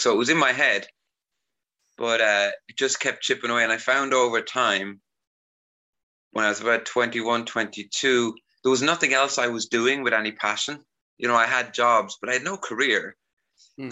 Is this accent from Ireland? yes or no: yes; Ireland; also born or lived in Carlow, Ireland; now in Sofia, Bulgaria; growing up in Ireland